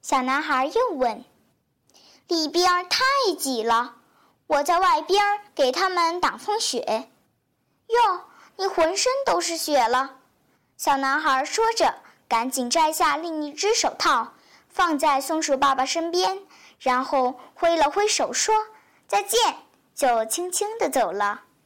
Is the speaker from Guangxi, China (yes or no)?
yes; Liuzhou, Guangxi, China; 我是来自广西柳州的